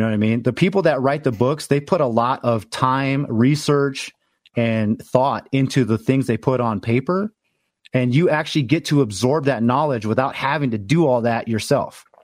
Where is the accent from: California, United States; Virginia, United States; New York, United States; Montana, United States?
California, United States; Los Angeles; moved away as an adult; I'm originally from Los Angeles.